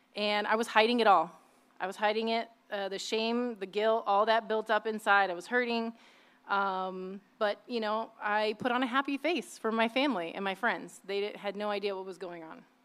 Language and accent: English; Indiana, United States; also born or lived in Midwest; now in South Bay, United States; I was born and raised in the Midwest, and um, after my parents divorced, when I was about three or four years old, we moved to Indiana with my mom